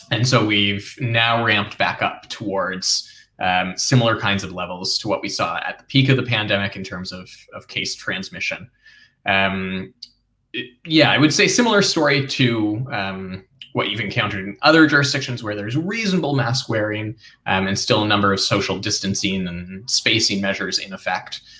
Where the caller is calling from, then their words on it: Toronto, Ontario, Canada; So I'm downtown in Toronto, Canada.